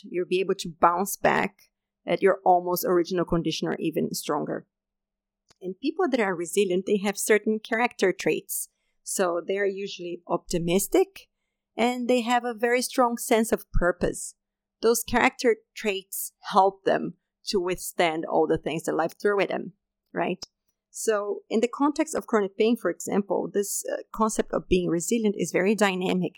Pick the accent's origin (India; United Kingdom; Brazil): Brazil; moved away as an adult; also born or lived in Denmark; I had just left my home country, Brazil, and I had moved to Denmark to do my PhD studies.